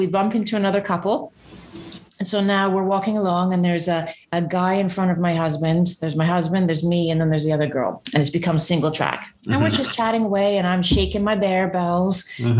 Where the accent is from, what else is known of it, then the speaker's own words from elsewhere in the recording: Vancouver, British Columbia, Canada; moved away; also born or lived in Portsmouth, England; So I was born in Portsmouth, England, to English parents. They immigrated to Vancouver, Canada when I was 3 months old. And so I was raised in Canada to an English father who didn't want me to sound Canadian or American.